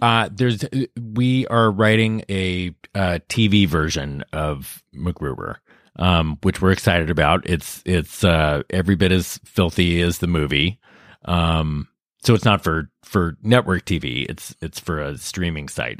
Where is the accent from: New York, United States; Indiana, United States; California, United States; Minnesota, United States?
California, United States; Lafayette; I'm from Northern California, outside San Francisco, a place called Lafayette